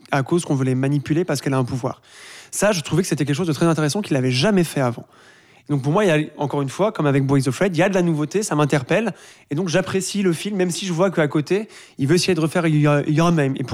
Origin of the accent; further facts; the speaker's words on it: Switzerland; chez nous, en Suisse